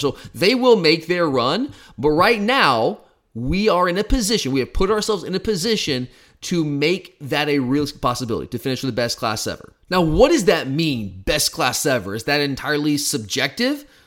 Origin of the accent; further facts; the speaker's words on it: Gwinnett County, Georgia, United States; moved away as an adult; now in Athens, United States; I'm from Gwinnett County. I still have some people that I know around, around that area. In fact, Park View was my rival. I went to Brookwood High School.